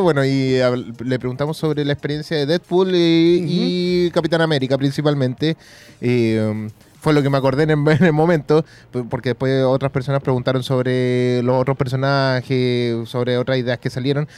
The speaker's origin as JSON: {"language": "Spanish", "country": "Chile"}